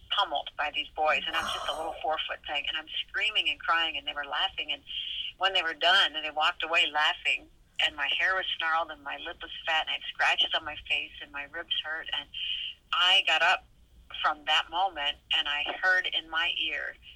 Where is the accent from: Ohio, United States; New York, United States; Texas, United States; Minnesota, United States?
Minnesota, United States; grew up in Upper Midwest in Minnesota.